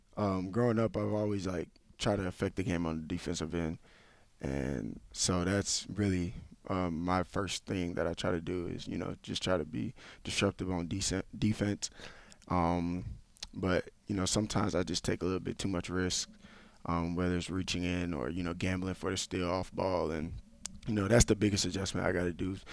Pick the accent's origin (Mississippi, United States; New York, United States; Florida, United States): Florida, United States; Tampa; moved away as an adult; I grew up in Tampa, Florida